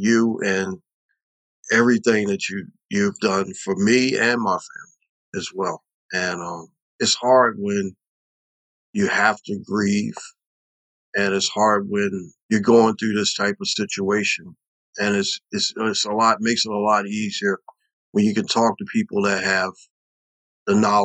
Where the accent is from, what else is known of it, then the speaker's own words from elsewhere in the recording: Baltimore, Maryland, United States; also born or lived in Los Angeles; I'm from Baltimore